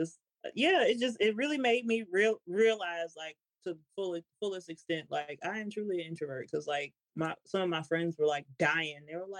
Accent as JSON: {"language": "English", "region": "Louisiana", "country": "United States", "tie": "born there", "lives_now": "Washington, United States", "said": "I was born in Louisiana."}